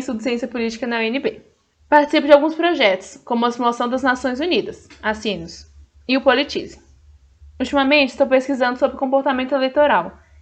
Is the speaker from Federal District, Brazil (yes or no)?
yes; Brasília, Federal District, Brazil; Nasci e cresci em Brasília